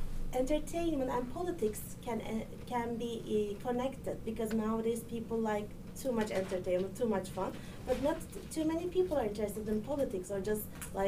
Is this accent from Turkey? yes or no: yes; Turkey; Hi, I'm from Turkey. I was born here actually, but I totally agree with some points with you.